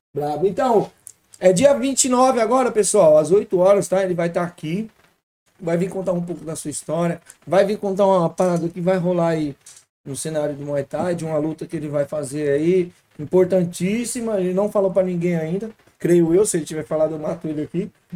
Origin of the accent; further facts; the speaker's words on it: Ceará, Brazil; nós do Nordeste, mano, sou do Ceará